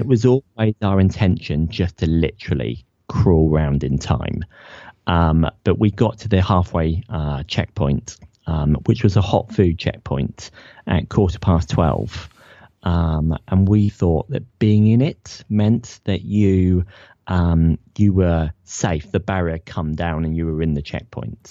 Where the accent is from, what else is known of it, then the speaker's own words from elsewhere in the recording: Ipswich, East of England, United Kingdom; also born or lived in Leicester; I'm from Ipswich